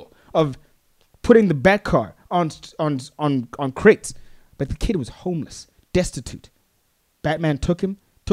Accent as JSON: {"language": "English", "country": "Botswana", "said": "I'm from Africa. That's where I'm from. I'm from Botswana."}